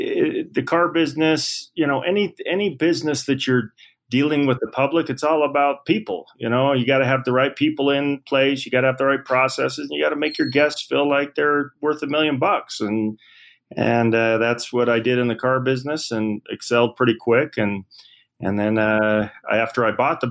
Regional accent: Salt Lake City, Utah, United States; born and raised here in Salt Lake City. I grew up in Sugar House

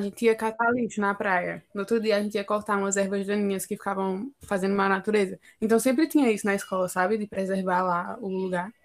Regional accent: Northeast Region, Brazil

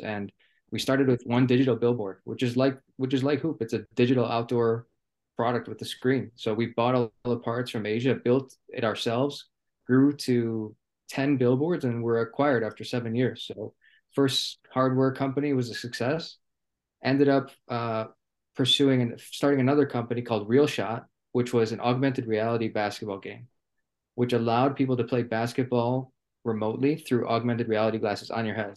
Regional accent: Milwaukee, Wisconsin, United States; originally from Milwaukee, Wisconsin. Uh, grew up playing basketball every day.

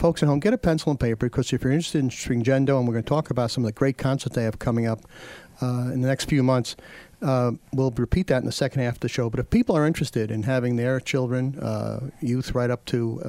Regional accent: New York City, New York, United States; when I grew up in New York City

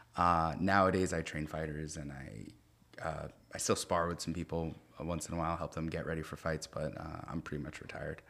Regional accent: Lodi, New Jersey, United States; moved away as an adult; I grew up in Lodi, New Jersey

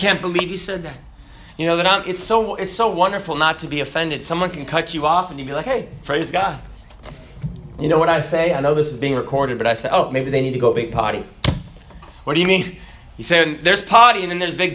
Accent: Kenya; the person from Kenya. That's me. I was born in Kenya

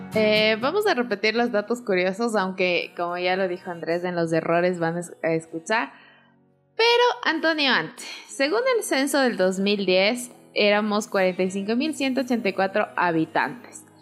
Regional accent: Atuntaqui, Imbabura, Ecuador; todo el mundo sabe que no soy ibarreña, que siempre digo que soy de Tuntaki

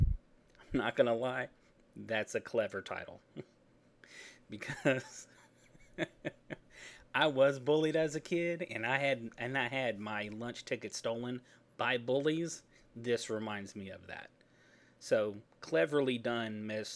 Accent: Texas, United States; I'm from Texas.

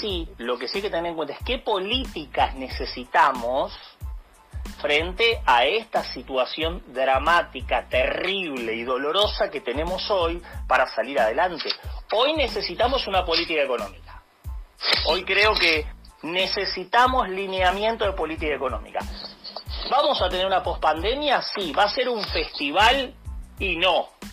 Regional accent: Argentina; como argentinos

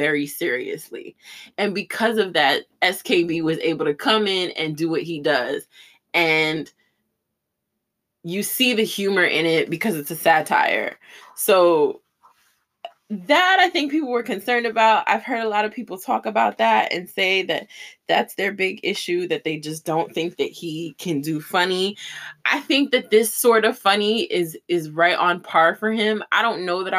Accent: New York, United States; I'm a New York girl

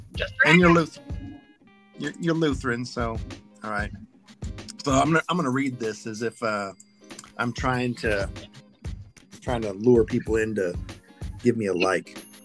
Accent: the South, United States; I was raised in the South

